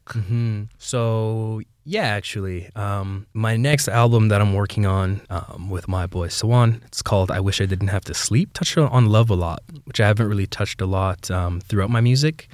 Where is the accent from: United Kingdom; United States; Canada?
Canada; Brampton, Ontario; I'm born and raised in Brampton, Ontario.